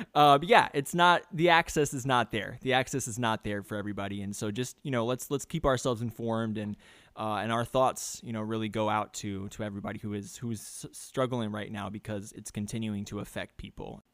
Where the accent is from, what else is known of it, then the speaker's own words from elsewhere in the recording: New York, United States; moved away; I'm originally from New York